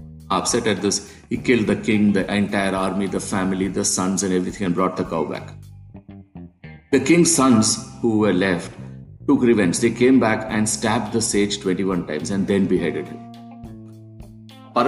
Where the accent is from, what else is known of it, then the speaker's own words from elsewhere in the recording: Kerala, India; my home state, Kerala, in South India